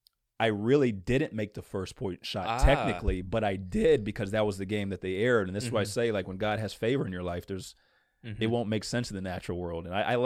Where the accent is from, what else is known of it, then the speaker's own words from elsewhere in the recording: Princeton, New Jersey, United States; born there; also born or lived in Virginia / Maryland / Louisiana / New York; now in Indiana, United States; I'm originally from Princeton, New Jersey, but I grew up, gosh, I've lived in Virginia, Maryland, Louisiana, New York, Florida. I've moved all over the place